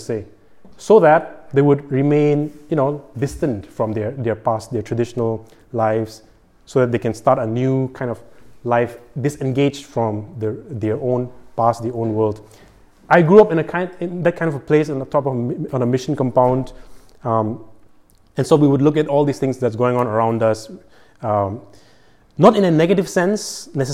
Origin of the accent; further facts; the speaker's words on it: Manipur, India; moved away; I come from India, and I come from the northeast part of India.